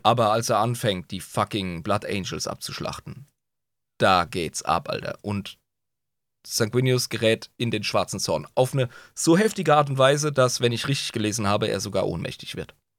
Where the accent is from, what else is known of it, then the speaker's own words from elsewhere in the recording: Southern Germany, Germany; wie man bei uns im Süden sagt